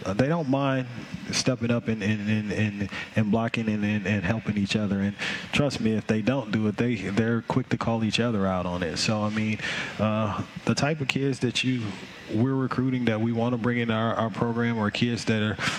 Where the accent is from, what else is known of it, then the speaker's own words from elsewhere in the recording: Memphis, Tennessee, United States; Memphis, Tennessee.